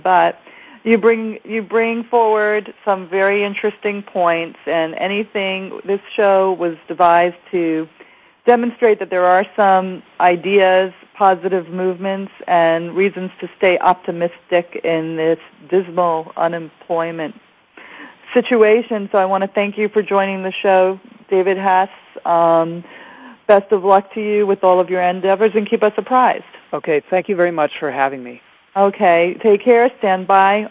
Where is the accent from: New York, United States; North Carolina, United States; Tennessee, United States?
New York, United States; also born or lived in Garden City, New York; now in Los Angeles, United States; I'm a New Yorker that's been moved to Los Angeles